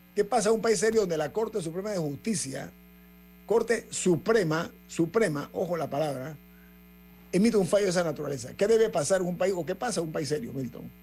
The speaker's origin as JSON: {"language": "Spanish", "country": "Panama", "said": "como país, como panameños, como ciudadanos"}